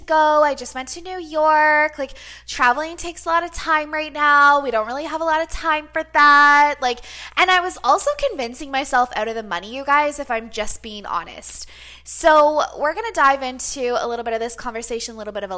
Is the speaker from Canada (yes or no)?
yes; Canada; being a Canadian